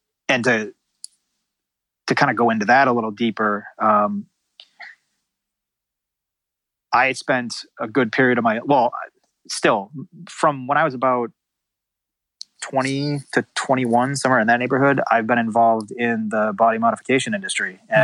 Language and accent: English; Massachusetts, United States; now in California, United States; I grew up in Massachusetts